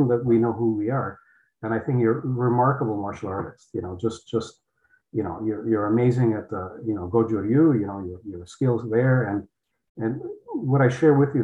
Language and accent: English; Poland; English is a second language; moved away; I came from Poland, couldn't speak English